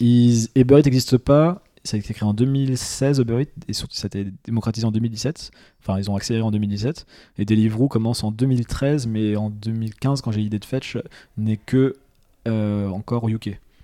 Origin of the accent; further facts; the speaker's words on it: Nancy, Grand Est, France; je suis de Nancy